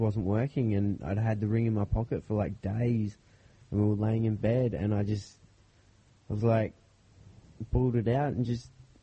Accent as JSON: {"language": "English", "area": "Glengarry Hospital", "region": "Western Australia", "country": "Australia", "tie": "born or raised there", "said": "I was born in Glengarry Hospital"}